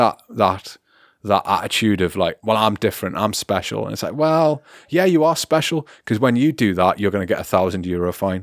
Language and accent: English; United Kingdom; now in Germany